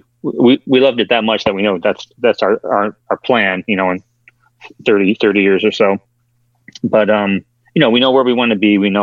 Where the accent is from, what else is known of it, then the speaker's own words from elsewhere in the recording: Albany, New York, United States; also born or lived in Florida; So I'm just from New York. Around the area of Albany, New York.